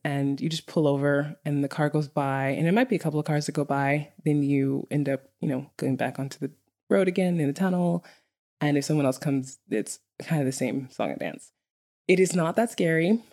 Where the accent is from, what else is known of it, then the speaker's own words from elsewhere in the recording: New York City, New York, United States; moved away as an adult; now in Iceland; a native New Yorker, li-, literally growing up in Brooklyn, New York